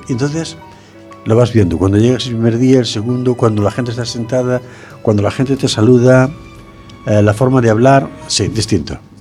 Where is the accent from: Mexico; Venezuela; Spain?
Spain; Fene, Galicia; mi pueblo, en Sillobre